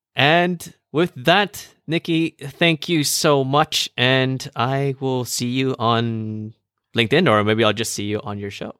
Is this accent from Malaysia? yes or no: yes; Malaysia